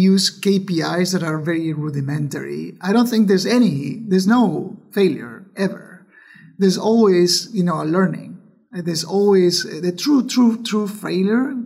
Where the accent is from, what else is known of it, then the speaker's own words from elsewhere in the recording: Argentina; moved away as an adult; I was born in Argentina